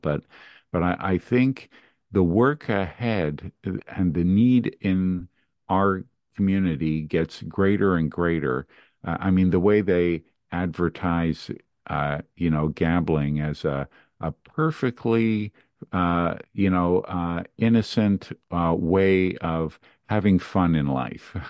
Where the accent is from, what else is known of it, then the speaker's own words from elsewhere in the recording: Montreal, Quebec, Canada; I grew up in Montreal, Canada